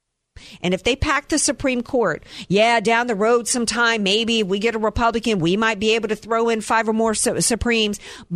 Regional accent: North Carolina, United States; born there; I was born in North Carolina, but I got to tell you, I don't know the constituency there.

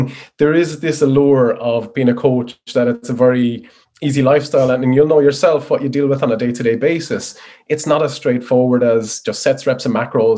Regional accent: Wexford, Leinster, Ireland; moved away as an adult; also born or lived in Dublin; I'm a Wexford boy in the sunny southeast

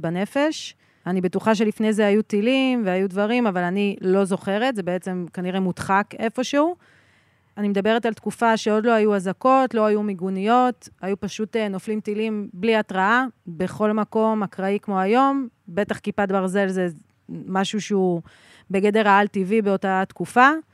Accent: Sderot, Southern District, Israel; moved away as an adult; now in Ruhama, Israel; אני נולדתי בשדרות

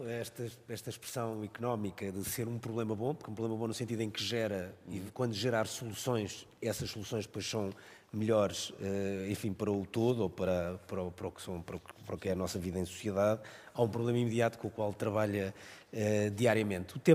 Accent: Lisbon, Portugal; eu nasci em Lisboa e, e estudei em Lisboa.

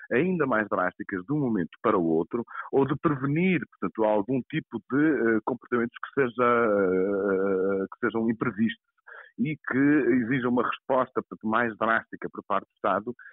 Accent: Portugal; nós, como portugueses

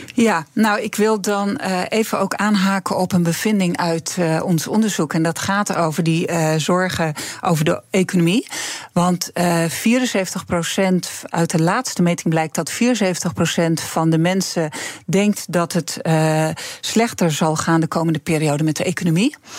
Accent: Friesland, Netherlands; moved away as an adult; also born or lived in Groningen; ik ben in Friesland opgegroeid

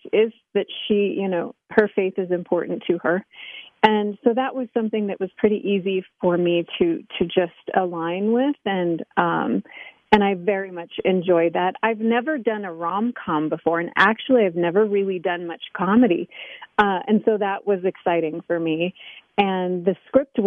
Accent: Denver, Colorado, United States; also born or lived in Moscow, Russia / Los Angeles, California; now I'm back in Denver, Colorado, back in my hometown.

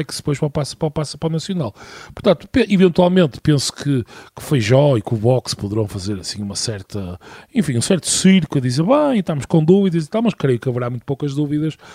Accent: Minho, Portugal; sou minhoto

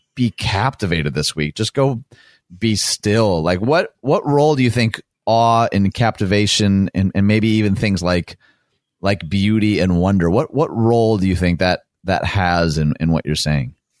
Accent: Michigan, United States; my home state, America's high five of Michigan.

